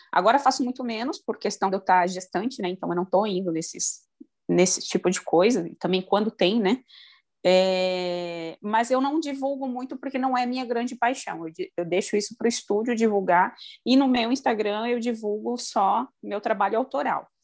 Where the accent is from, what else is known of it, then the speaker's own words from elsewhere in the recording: Primavera do Leste, Mato Grosso, Brazil; also born or lived in Rio Grande do Sul; eu moro no Mato Grosso, no interior, sou de Primavera do Leste. Na verdade, eu sou do Rio Grande do Sul também